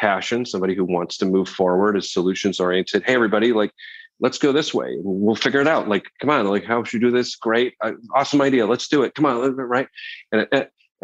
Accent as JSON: {"language": "English", "country": "Canada", "moved": "as an adult", "lives_now": "New York, United States", "said": "I'm from Canada originally. I feel like I'm an honorary New Yorker after 16 years"}